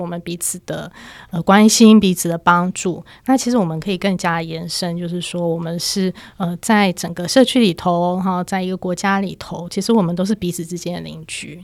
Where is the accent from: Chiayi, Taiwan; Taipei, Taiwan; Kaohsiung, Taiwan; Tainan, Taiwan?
Taipei, Taiwan; 我自己是在台北市长大的小孩